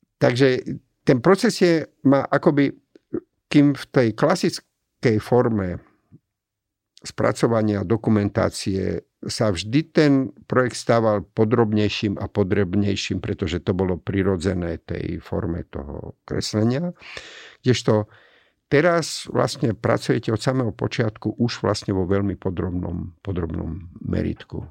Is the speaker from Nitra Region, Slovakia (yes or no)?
yes; Komárno, Nitra Region, Slovakia; moved away as an adult; also born or lived in Germany; now in Bratislava, Slovakia; pochádzam z Komárna